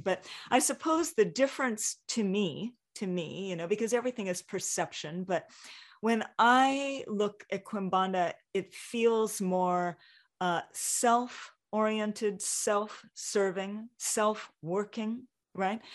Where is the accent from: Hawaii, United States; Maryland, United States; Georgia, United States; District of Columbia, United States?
Hawaii, United States; growing up in Hawaii